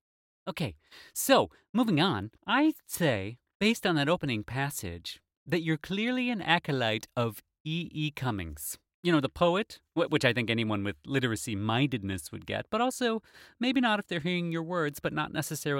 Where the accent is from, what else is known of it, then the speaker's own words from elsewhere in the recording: United States; As an American, I would say paprika